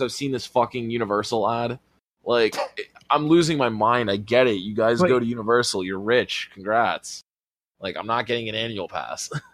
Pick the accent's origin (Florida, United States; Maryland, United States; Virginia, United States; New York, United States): Florida, United States; Fort Lauderdale; I grew up in Fort Lauderdale